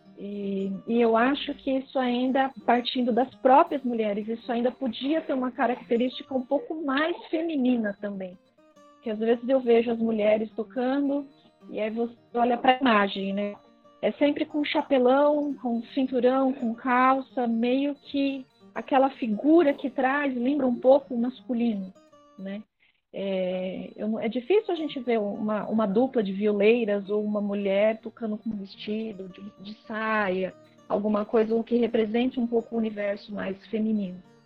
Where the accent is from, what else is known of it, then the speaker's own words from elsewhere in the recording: São Paulo, Brazil; eu nasci em São Paulo, né, na capital